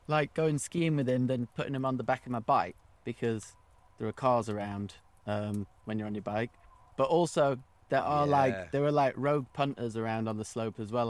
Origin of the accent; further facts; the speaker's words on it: Sheffield, Yorkshire and the Humber, United Kingdom; It was really nice growing up in Sheffield. I liked it. We didn't grow up in the city. We lived. About 20 minutes from the city centre, closer to Rotherham, actually.